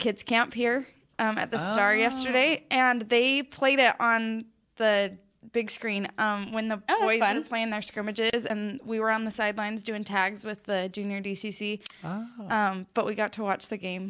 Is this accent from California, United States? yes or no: no; Farr West, Utah, United States; moved away; I am originally from Far West, Utah.